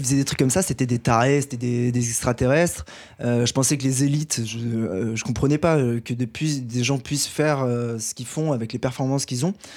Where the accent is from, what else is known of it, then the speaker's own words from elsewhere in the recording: Paris, Île-de-France, France; en tant que Parisien